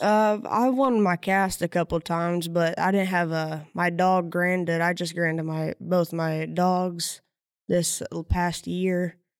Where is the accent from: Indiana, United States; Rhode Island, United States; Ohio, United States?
Indiana, United States; Silver Lick; Silver Lick, Indiana